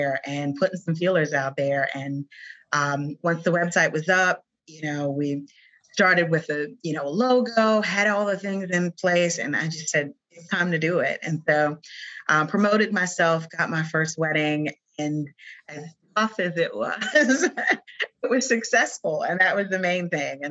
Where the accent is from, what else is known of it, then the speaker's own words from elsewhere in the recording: South Carolina, United States; moved away; my home state of South Carolina, where I'm originally from